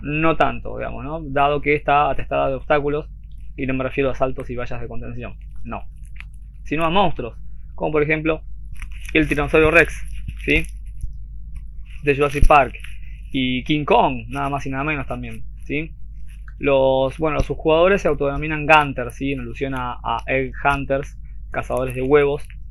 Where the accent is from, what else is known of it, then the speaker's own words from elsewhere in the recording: Argentina; acá digo yo en Argentina, para los que no sepan, somos de Argentina